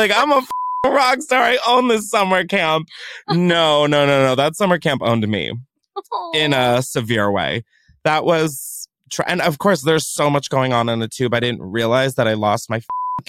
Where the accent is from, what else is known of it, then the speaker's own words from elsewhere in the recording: Delaware, United States; I'm from Delaware.